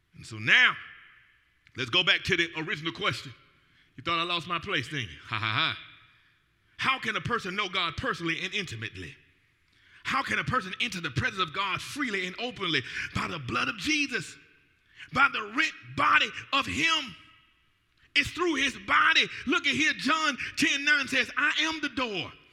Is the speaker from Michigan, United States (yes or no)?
no; Atlanta, Georgia, United States; moved away as an adult; now in Newport News, United States; I'm from the ATL